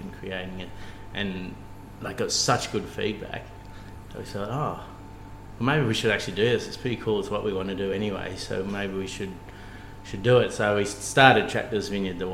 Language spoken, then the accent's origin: English; Cooma, New South Wales, Australia; I grew up on a sheep farm, so we grew up near Cooma in the Monero on a Merino farm